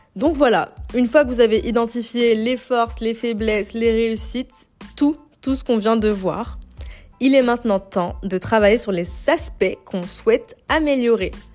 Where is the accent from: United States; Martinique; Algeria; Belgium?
Algeria; moved away as an adult; now in France; je suis algérienne, je suis arrivée en France il y a 8 ans